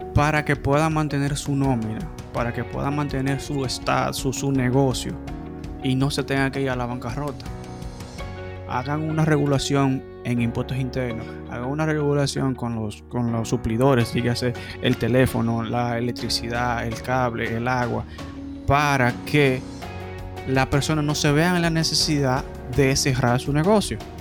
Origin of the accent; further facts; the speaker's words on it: Dominican Republic; como dominicanos nos gusta el can